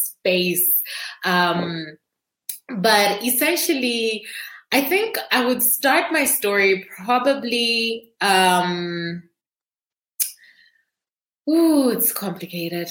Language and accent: English; Zambia; I am from Zambia